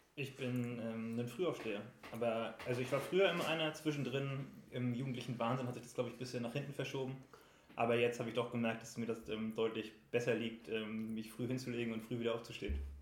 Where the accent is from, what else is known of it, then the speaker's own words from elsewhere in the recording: Rostock, Mecklenburg-Vorpommern, Germany; now in Dresden, Germany; ich komme eigentlich aus Rostock